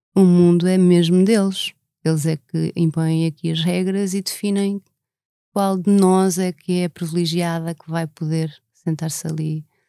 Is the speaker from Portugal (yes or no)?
yes; Lisbon, Portugal; also born or lived in Alentejo; Eu nasci em Lisboa, imagina, eu nasci na Avenida da República